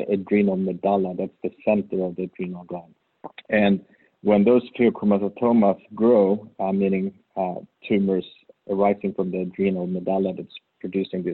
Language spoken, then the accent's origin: English; Sweden; English is a second language; moved away as an adult; also born or lived in Uppsala, Sweden / New Haven, United States; now in Tampa, United States; as you may hear from my accent, I'm really from Sweden